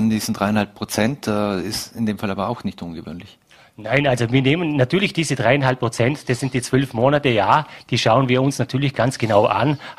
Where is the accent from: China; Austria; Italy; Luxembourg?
Austria; weil wir wissen ja momentan haben wir eine extrem hohe Inflation bei uns in Österreich